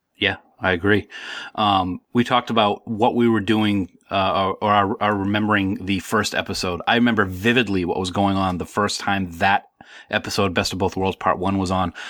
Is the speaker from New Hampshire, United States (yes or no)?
yes; Nashua, New Hampshire, United States; also born or lived in Fort Collins, Colorado; I had a friend who, uh, I grew up with in Nashua